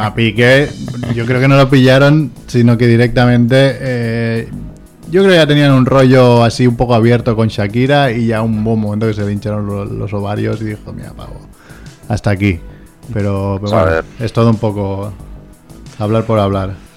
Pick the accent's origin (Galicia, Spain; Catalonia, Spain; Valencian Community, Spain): Catalonia, Spain; Barcelona; soy de Barcelona, pero la nota no me daba, entonces me fui a Vilanova